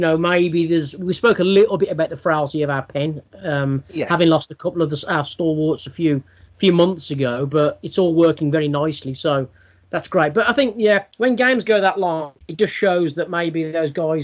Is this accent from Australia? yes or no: no; United Kingdom; as a British sports fan